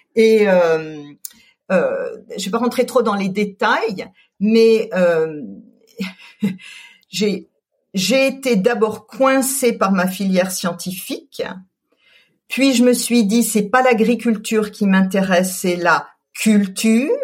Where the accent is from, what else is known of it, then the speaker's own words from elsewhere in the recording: Colmar, Grand Est, France; moved away; also born or lived in Paris; J'ai grandi en Alsace. Je suis née à Colmar